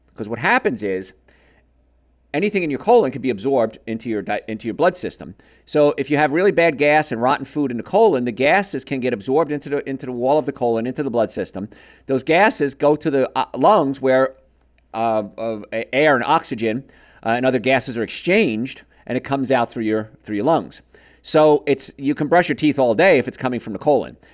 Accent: Marietta, United States; my hometown of Marietta

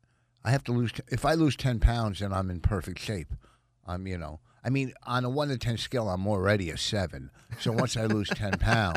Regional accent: New Jersey, United States; From Jersey.

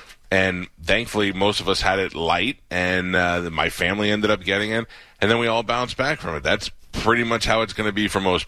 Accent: New York, United States; also born or lived in Miami; now in Florida, United States; I grew up in New York. I lived in Miami in the bad times in the 90s.

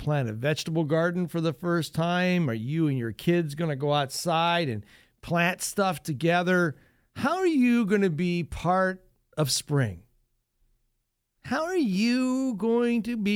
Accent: Northwest Ohio, United States; I grew up in Northwest Ohio, a real strong family.

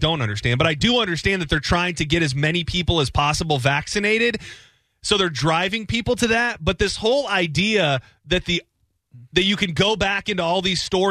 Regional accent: United States; We're American

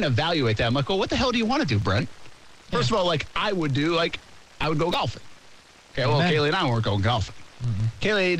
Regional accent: Rhode Island, United States; moved away; I grew up in Rhode Island

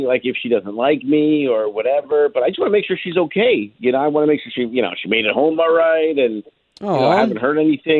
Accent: Orlando, Florida, United States; born or raised there

